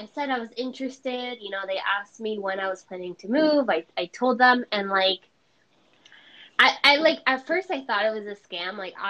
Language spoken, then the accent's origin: English; Venezuela; also born or lived in New York; now in Florida, United States; I'm from Venezuela, but I live in Florida. That's where I currently am.